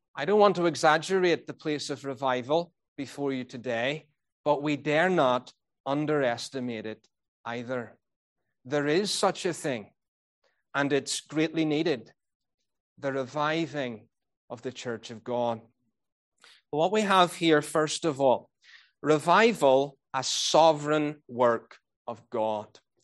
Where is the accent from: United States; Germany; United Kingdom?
United Kingdom; Northern Ireland; moved away; I was brought up in Northern Ireland